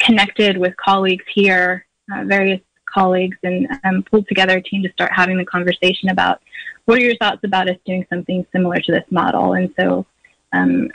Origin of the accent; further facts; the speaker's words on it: Ukiah, California, United States; I'm a local, born and raised here in Mendocino County, born in Ukiah